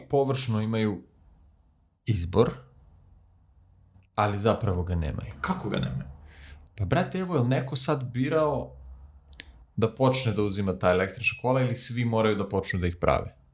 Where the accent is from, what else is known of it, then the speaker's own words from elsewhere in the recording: Serbia; Posebno mi kao Srbi